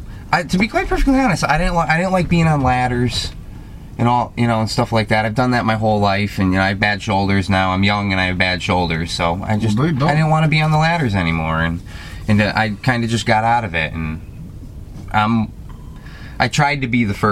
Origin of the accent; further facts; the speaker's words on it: Eastern Connecticut, United States; I'm from Eastern Connecticut